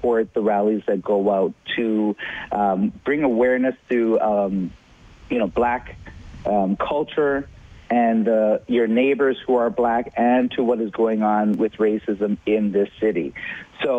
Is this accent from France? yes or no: no; Edmonton, Alberta, Canada; even as an Edmontonian myself, born and raised in Edmonton